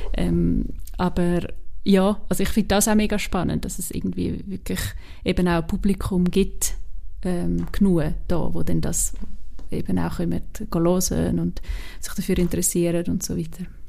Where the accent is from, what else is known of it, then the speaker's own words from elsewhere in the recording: Switzerland; accent: Swiss German; first language Swiss German; so Schweizerdeutsch und auch Hochdeutsch, ja, wo es irgendwie meine Muttersprache ist